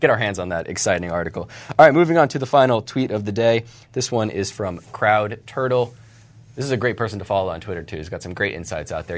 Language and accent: English; Charlotte, North Carolina, United States; the Charlotte Observer, my hometown newspaper.